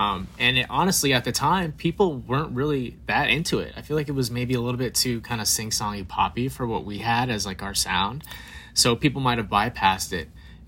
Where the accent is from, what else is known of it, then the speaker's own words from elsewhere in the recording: Phoenix, Arizona, United States; actually, we're from Arizona.